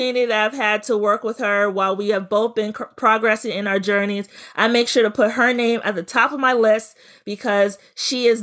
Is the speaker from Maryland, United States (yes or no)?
yes; Prince George's County, Maryland, United States; to be from Prince George's County